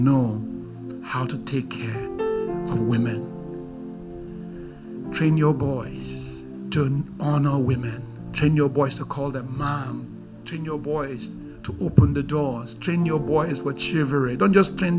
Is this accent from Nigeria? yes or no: yes; Nigeria; I'm very Nigerian